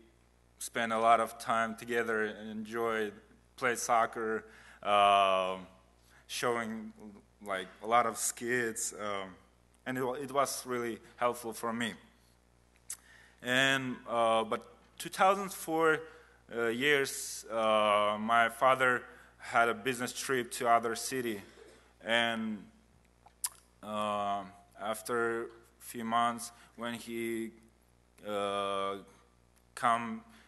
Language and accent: English; Kazakhstan; English is a second language; also born or lived in Uzbekistan; I was born in Uzbekistan. It's a country neighbor to Kazakhstan. And when I was 3 months, my family moved to Kazakhstan.